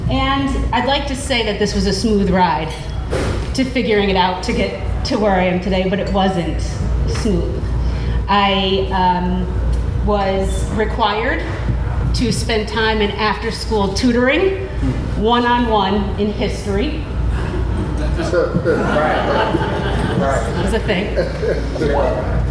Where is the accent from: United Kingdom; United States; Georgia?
United States; Troy, New York; I grew up in the Burg, as we call it